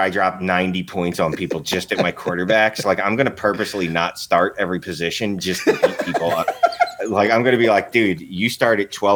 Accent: United States; I'm an American

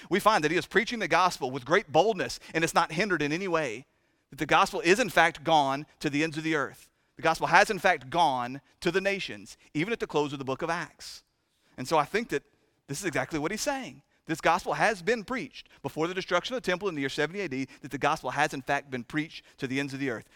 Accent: United States; We talk in this country

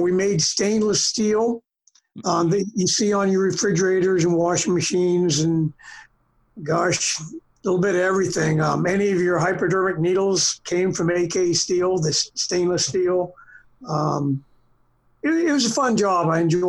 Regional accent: Boston, Massachusetts, United States; born there; I was born in Boston. My father was from Boston

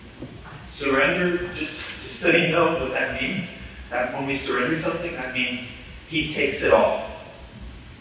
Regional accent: Atlanta, Georgia, United States; to be the director of my hometown, the place where I grew up

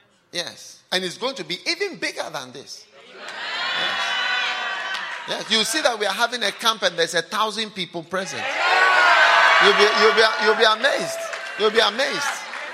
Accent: Ghana; moved away as an adult; now in Canada; I came from Ghana to start a church here in Canada

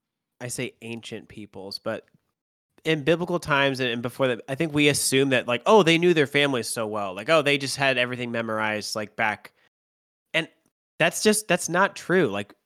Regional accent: Ohio, United States; I'm from Ohio

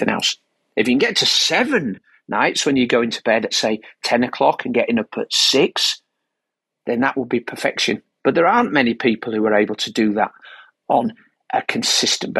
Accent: Yorkshire and the Humber, United Kingdom; as a Yorkshireman

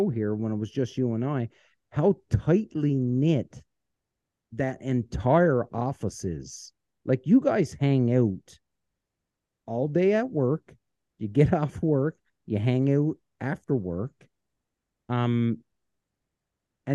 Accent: Canada; as a Canadian

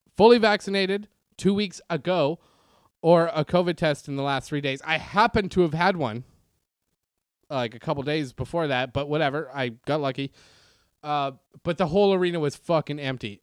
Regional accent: Canada; moved away; also born or lived in Reseda, California; Growing up in Canada

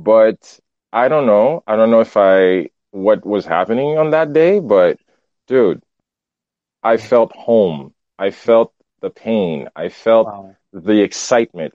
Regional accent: Haiti; now in Montreal, Canada; growing up in Haiti

